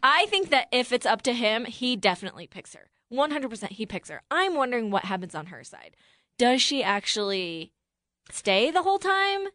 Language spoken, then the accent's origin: English; Buffalo, New York, United States; I grew up in Buffalo, so it's kinda close to Midwest, but not really.